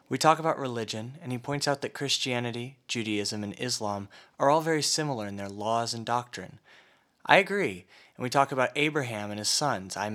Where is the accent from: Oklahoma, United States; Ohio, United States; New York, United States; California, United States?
Oklahoma, United States; back home in Oklahoma